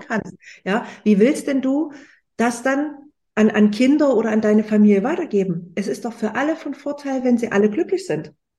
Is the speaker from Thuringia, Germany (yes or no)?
no; Leipzig, Saxony, Germany; ich komme aus Leipzig